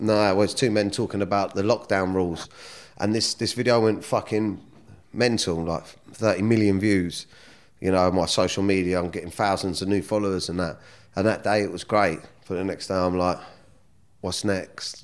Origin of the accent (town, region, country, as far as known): Surrey, South East England, United Kingdom; born or raised there; also born or lived in Kingston